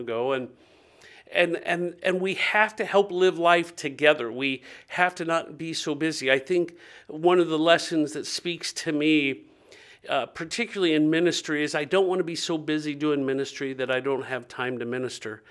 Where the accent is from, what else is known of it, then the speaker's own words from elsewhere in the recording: Dayton, Ohio, United States; I grew up in Dayton, Ohio, two forty West Norman, and I lived where all of our neighbors knew us